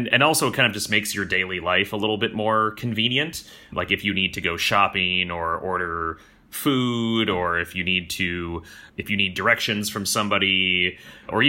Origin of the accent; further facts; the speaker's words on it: United States; moved away as an adult; now in Vietnam; I'm from the United States